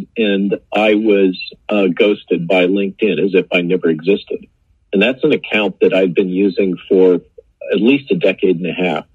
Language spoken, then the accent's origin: English; California, United States; now in Virginia, United States; I grew up in California